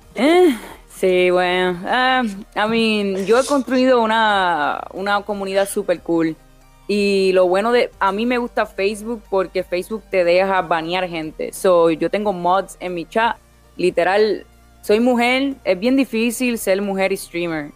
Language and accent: Spanish; Vega Baja, Puerto Rico; moved away as an adult; also born or lived in Orlando, Florida; now in Florida, United States; soy de Vega Baja, Puerto Rico. Ah, me crié en Puerto Rico, nací en Puerto Rico, me mudé a los Estados Unidos cuando tenía como 18 años.